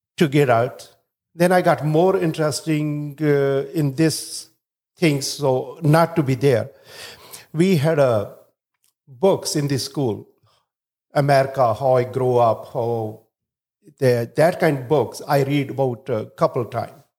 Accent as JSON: {"language": "English", "country": "India", "moved": "yes", "lives_now": "Chicago, United States", "said": "originally I'm from India"}